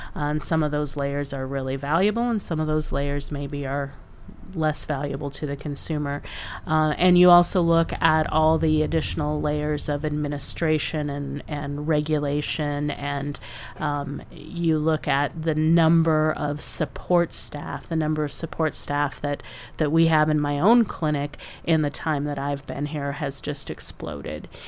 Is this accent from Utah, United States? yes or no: no; Iowa, United States; now in South Dakota, United States; I grew up in the Upper Midwest too. I mean, not here in South Dakota, but in Iowa